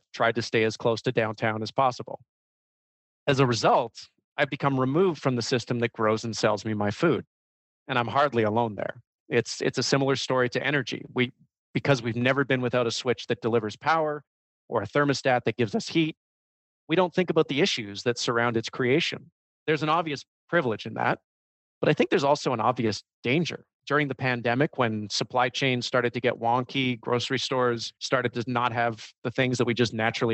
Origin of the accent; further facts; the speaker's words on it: Vancouver, British Columbia, Canada; moved away; also born or lived in Toronto; I was born and raised in Vancouver